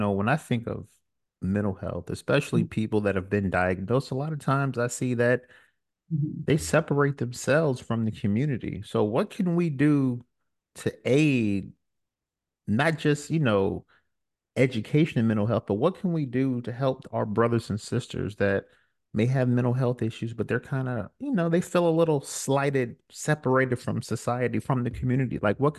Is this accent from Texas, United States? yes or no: no; Brooklyn, New York, United States; I'm from Brooklyn, New York, where, you know, you may see a couple neighbors